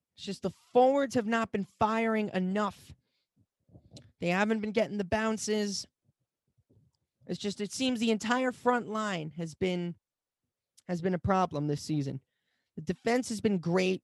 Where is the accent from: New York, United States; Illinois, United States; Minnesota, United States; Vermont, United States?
New York, United States; my home state of New York